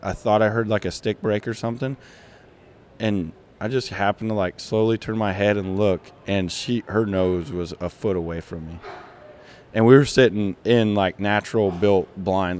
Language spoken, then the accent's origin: English; Kansas, United States; grew up in Kansas, from Kansas